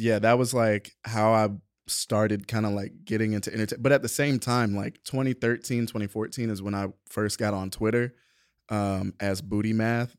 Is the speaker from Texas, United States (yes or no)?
no; Atlanta, Georgia, United States; also born or lived in Savannah, Georgia; born, raised in Savannah, moved to Atlanta when I was, like, ten